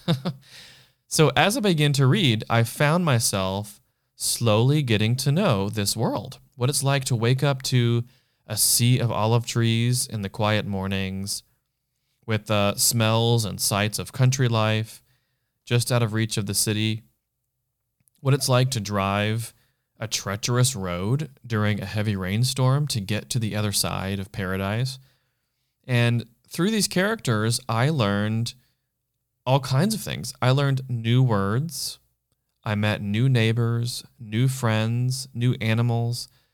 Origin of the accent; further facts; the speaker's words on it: United States; now in Los Angeles, United States; I'm one American City Boy